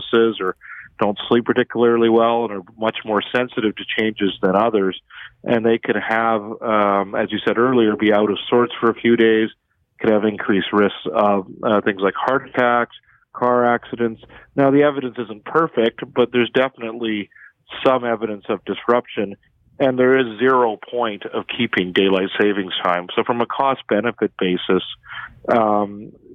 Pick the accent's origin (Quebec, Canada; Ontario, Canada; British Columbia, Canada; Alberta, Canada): Alberta, Canada; Edmonton; I'm from Edmonton